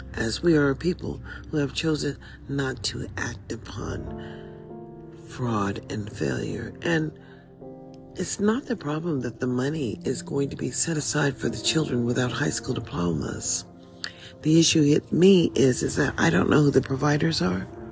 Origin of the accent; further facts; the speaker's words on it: United States; Here we are as a people living in America. And as an American